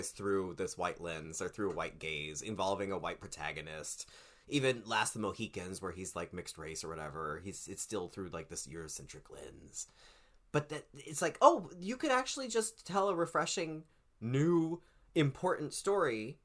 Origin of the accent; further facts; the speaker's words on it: Pacific Northwest, United States; I'm from the Pacific Northwest, it's very different than Comanche.